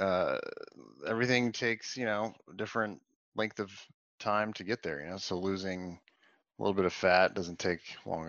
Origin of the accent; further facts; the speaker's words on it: Atlanta, Georgia, United States; also born or lived in Washington, D.C.; now in Raleigh, United States; I'm originally from Atlanta